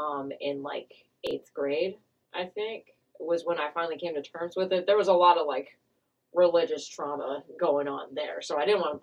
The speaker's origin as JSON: {"language": "English", "town": "Clay Center", "region": "Kansas", "country": "United States", "said": "I'm from the boonies, known as Clay Center, Kansas."}